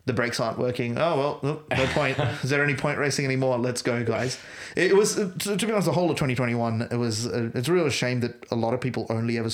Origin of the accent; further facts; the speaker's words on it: Bangalore, Karnataka, India; I grew up in Bangalore